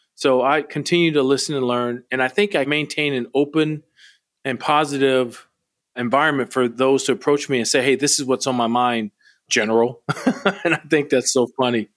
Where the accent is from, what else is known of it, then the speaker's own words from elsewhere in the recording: Milwaukee, Wisconsin, United States; moved away; Wisconsin, where I grew up in Milwaukee